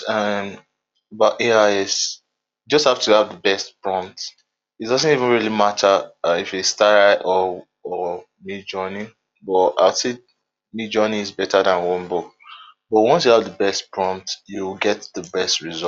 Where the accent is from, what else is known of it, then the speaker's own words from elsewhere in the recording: Nigeria; I'm from Nigeria